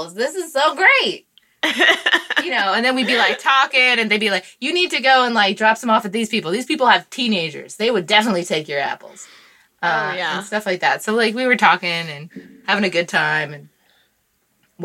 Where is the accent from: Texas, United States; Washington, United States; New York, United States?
Washington, United States; moved away; I'm from Washington State